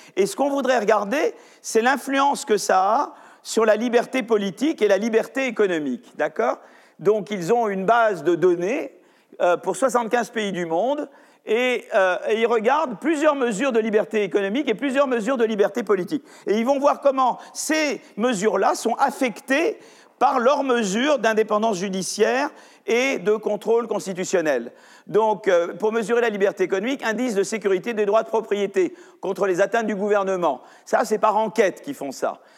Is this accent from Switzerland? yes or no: no; France; chez nous en France